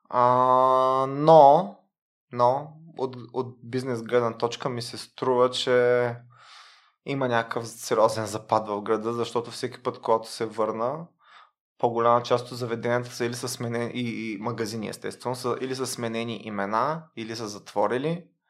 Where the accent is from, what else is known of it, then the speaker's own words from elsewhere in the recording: Varna, Varna Province, Bulgaria; moved away as an adult; also born or lived in Sofia / Belgium / Netherlands; now in Luxembourg; аз поне съм от Варна